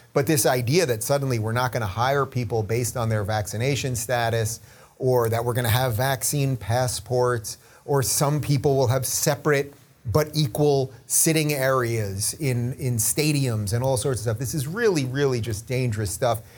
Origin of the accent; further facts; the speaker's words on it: Long Island, New York, United States; moved away; I grew up in Long Island, spent my formative years in Long Island